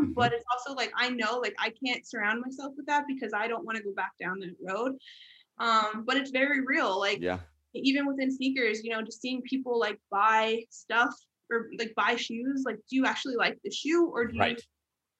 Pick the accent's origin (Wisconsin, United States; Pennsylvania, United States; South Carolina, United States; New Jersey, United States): Pennsylvania, United States; Philadelphia area; everyone in my hometown was Sixers